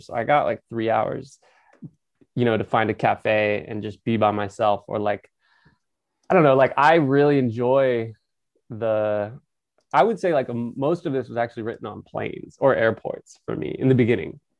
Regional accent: Napa, California, United States; I'm from Napa, which is just an hour north of San Francisco

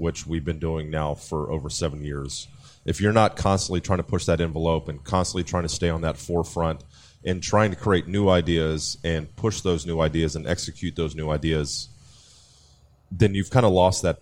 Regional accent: Miami, Florida, United States; moved away as an adult; also born or lived in Moon Township, Pennsylvania; So I grew up in Miami

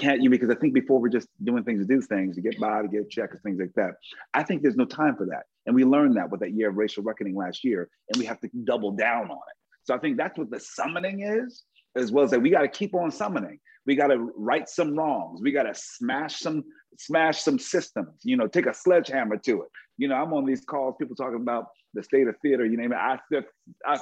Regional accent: Philadelphia, Pennsylvania, United States; I'm from Philly.

